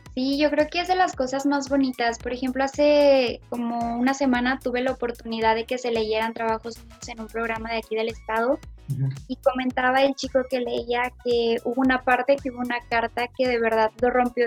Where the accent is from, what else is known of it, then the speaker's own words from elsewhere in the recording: Fresnillo, Zacatecas, Mexico; soy de Fresnillo, Zacatecas